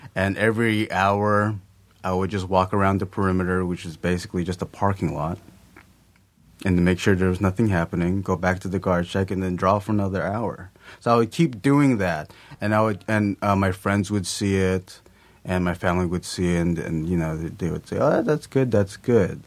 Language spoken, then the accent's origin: English; Lakewood, California, United States; also born or lived in Long Beach, California; I was born in Long Beach, uh, and then we moved to Lakewood, I think, when I was around three or four, something like that, and I've lived there up to now.